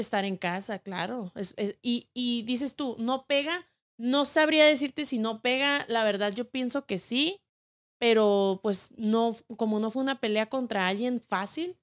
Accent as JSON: {"language": "Spanish", "country": "Mexico", "said": "somos mexicanos y somos una familia."}